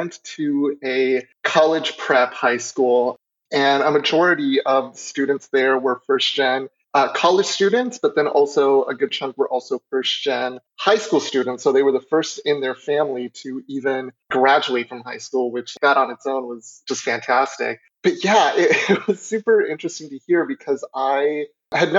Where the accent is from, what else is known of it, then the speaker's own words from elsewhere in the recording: Colorado, United States; moved away as an adult; I currently am an out-of-state student since I'm originally from Colorado